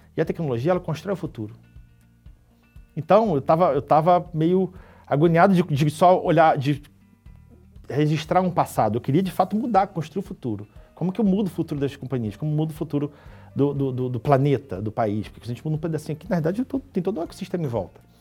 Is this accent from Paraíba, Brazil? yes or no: no; Niterói, Rio de Janeiro, Brazil; sou do Rio, né? nascido em Niterói, lá uma cidade ali do lado do Rio